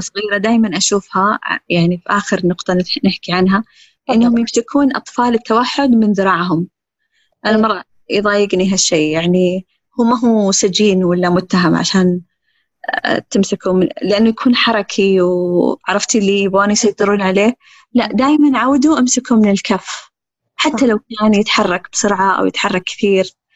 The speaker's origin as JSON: {"language": "Arabic", "country": "Saudi Arabia", "said": "إحنا سعوديين"}